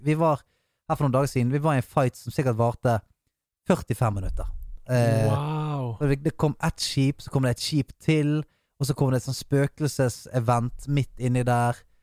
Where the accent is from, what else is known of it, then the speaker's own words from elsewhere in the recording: Bergen, Vestland, Norway; jeg er bergenser